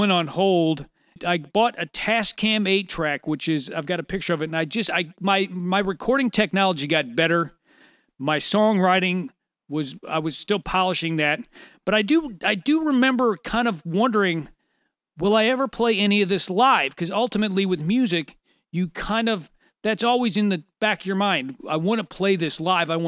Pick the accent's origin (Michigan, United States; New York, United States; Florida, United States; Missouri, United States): Missouri, United States; St. Louis; We both grew up in St. Louis